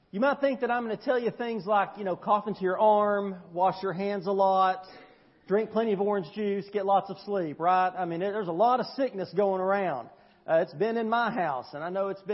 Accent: United States; us as American Christians

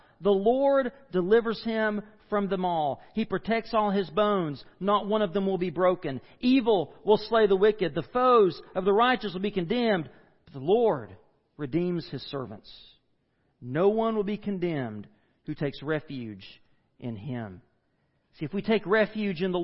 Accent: United States; I grew up in the Smoky Mountains

